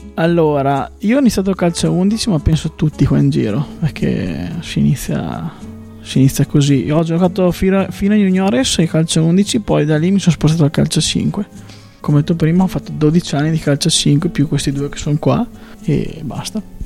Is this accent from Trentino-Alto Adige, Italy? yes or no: yes; Stenico, Trentino-Alto Adige, Italy; Prima ho giocato vicino al mio paese, perché io sono di Stenico, vicino al Termedicomano.